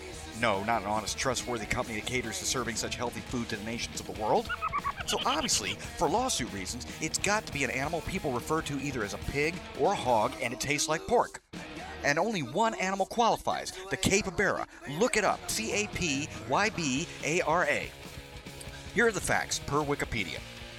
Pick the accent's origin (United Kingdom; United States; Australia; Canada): United States; Deep South; I'm from the South, the deep South. So far deep that if you go any further south, you're gonna trip over a fucking penguin.